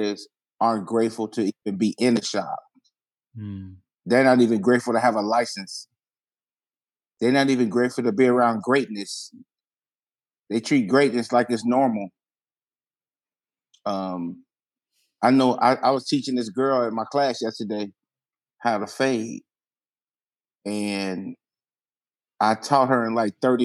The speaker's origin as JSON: {"language": "English", "region": "Midwest", "country": "United States", "said": "I'm from the Midwest"}